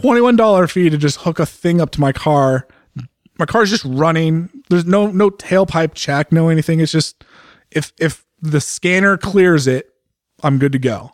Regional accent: California, United States; moved away as an adult; also born or lived in Pennsylvania; now in Oregon, United States; as a Californian

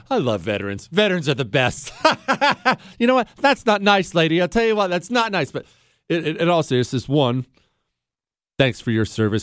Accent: Bozeman, Montana, United States; also born or lived in the Rockies; now in Texas, United States; I grew up in the Rockies. I moved to Bozeman, Montana when I was a kid

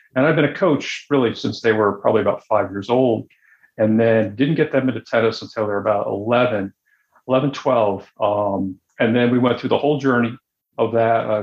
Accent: Syracuse, New York, United States; moved away as an adult; I grew up in Syracuse, New York, where there weren't many tennis players

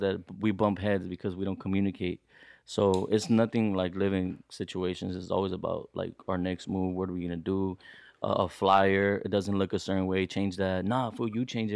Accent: San Fernando, California, United States; also born or lived in Los Angeles, United States; I was born in L A, and then I moved out here for my high school years, and I stayed here ever since

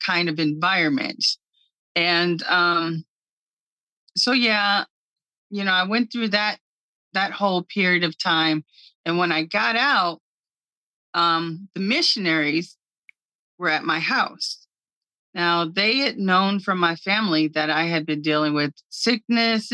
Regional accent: Cincinnati, Ohio, United States; also born or lived in Hyattsville, Maryland; I was born in Cincinnati, raised between Cincinnati and Hyattsville, Maryland

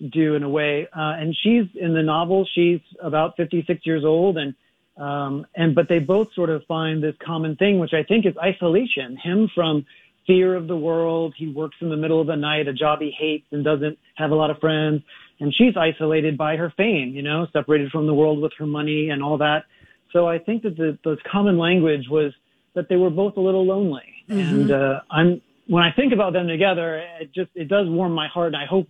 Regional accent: New Orleans, Louisiana, United States; moved away; also born or lived in Hollywood; I'm just like some poor kid from Louisiana. I'm originally from New Orleans, and I found my way to Hollywood

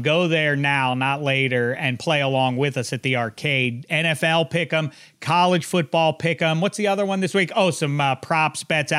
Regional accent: Pittsburgh, Pennsylvania, United States; my hometown Pitt Panthers

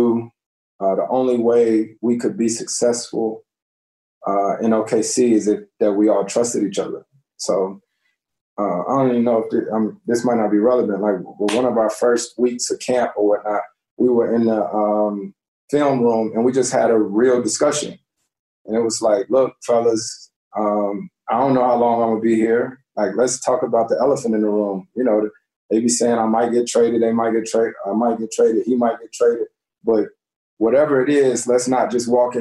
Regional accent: Winston-Salem, North Carolina, United States; I grew up around the Winston-Salem States, the North Carolina A&Ts

